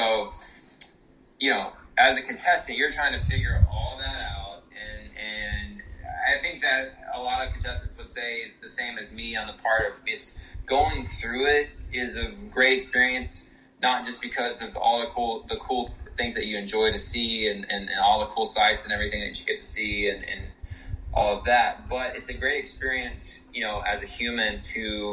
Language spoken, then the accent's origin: English; Austin, Texas, United States; moved away; I was from Austin, Texas originally